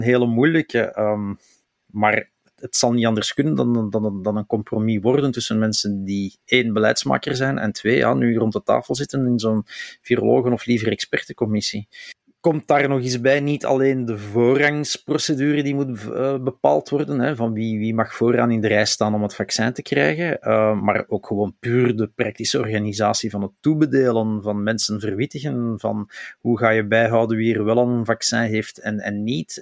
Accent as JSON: {"language": "Dutch", "area": "Flemings", "region": "Flanders", "country": "Belgium", "said": "als Vlamingen"}